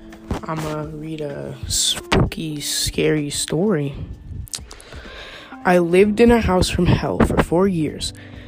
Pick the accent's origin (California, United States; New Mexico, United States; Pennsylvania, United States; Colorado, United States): New Mexico, United States; So I grew up in New Mexico and was always very into the outdoors, hiking, camping, rock climbing, etc.